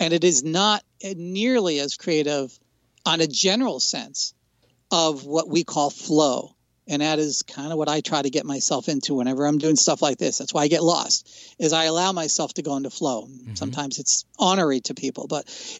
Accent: New Jersey, United States; I grew up in New Jersey

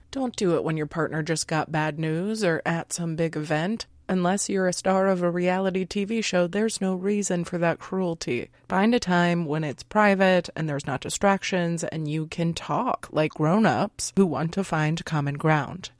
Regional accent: United States; we were raised in American culture

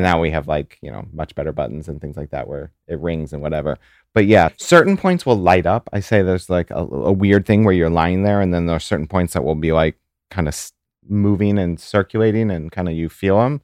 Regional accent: St. Louis, Missouri, United States; now in New York, United States; I'm from Saint Louis

